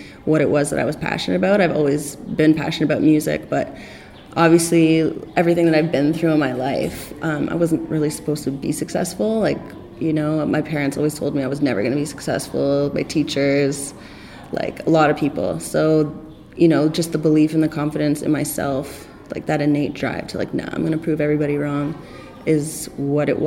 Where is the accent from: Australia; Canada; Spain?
Canada; Toronto, Ontario; I'm from Toronto, I speak the same language as you